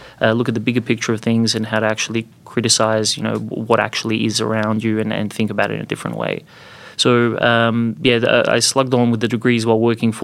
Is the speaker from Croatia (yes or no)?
yes; Croatia; moved away as an adult; also born or lived in Bosnia / Zagreb, Croatia / Adelaide, Australia; now in Australia; I was born to Bosnian Muslim parents, grew up in Croatia, live in Australia